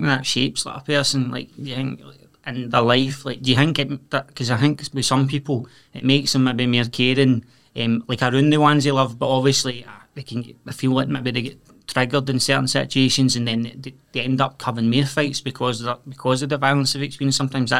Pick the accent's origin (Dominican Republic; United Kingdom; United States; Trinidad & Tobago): United Kingdom; Scotland; especially that's part of growing up in Scotland, in the west of Scotland, it's a shame, really, is my take on it.